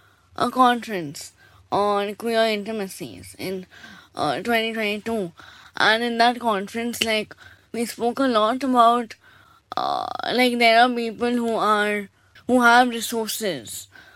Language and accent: English; Kolkata, West Bengal, India; moved away; also born or lived in Delhi; I have been born and brought up in Calcutta.